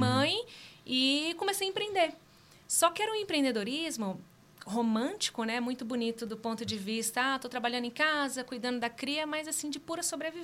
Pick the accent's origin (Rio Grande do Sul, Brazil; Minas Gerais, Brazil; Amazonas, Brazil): Minas Gerais, Brazil; northern; eu sou mineira lá do norte de Minas, criada numa família de muitas mulheres incríveis